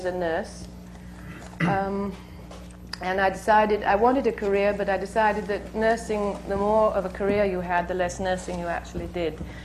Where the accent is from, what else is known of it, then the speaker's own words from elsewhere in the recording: Bognor Regis, South East England, United Kingdom; a small repertory company in my hometown of Bognor Regis, which is a small south coast town in England